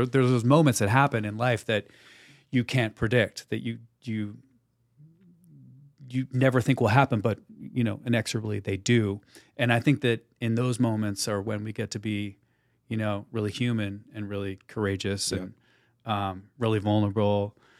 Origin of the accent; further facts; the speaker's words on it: New Jersey, United States; Look, I'm from New Jersey. I worked at Foot Locker.